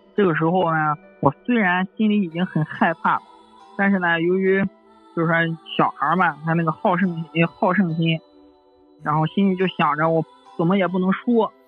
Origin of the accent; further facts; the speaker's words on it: Xuzhou, Jiangsu, China; 我是一个土生土长的徐州人。小时候呢，住在徐州南郊一个很大的社区